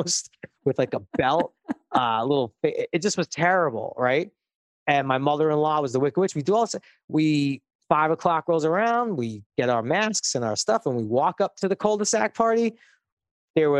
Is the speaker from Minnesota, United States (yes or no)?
no; New York City, New York, United States; moved away; I grew up in Brooklyn.